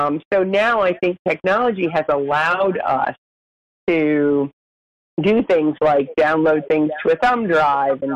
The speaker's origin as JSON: {"language": "English", "region": "New Hampshire", "country": "United States", "tie": "born or raised there", "moved": "yes", "lives_now": "Washington, D.C., United States", "said": "I am a native Granite Stater."}